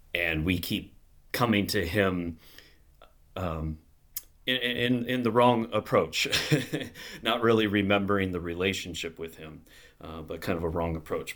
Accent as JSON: {"language": "English", "region": "Minnesota", "country": "United States", "tie": "born or raised there", "also_born_or_lived": "Chicago / Wisconsin", "moved": "as an adult", "lives_now": "Gurnee, United States", "said": "I'm from Minnesota originally and grew up there in a small, uh, Missouri Synod church"}